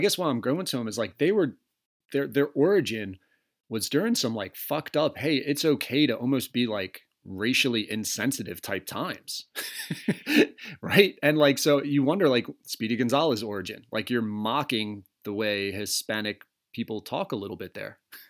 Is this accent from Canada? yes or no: no; Tasmania, Australia; if I fly over to the States and like, I say I'm from Tasmania, do they think I'm just going to wreck shit, start spinning around, go nuts?